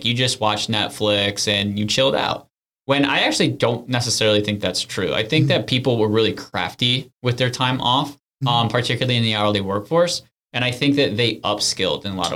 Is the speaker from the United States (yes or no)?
yes; Syracuse, New York, United States; moved away as an adult; also born or lived in Washington, D.C.; now in Charleston, United States; we grew up in Syracuse, New York, where it's a great place to grow up